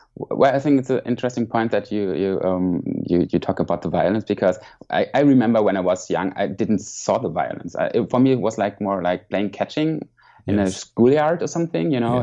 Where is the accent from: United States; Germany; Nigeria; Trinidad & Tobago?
Germany; Mainz, Rhineland-Palatinate; English is a second language; moved away as an adult; now in Hamburg, Germany; I grew up in Mainz, which is more in the south of uh, Germany, next to Frankfurt.